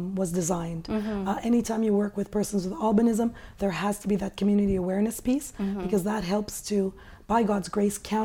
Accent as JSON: {"language": "English", "country": "Canada", "tie": "born or raised there", "said": "I grew up here in Canada, and as a woman of color"}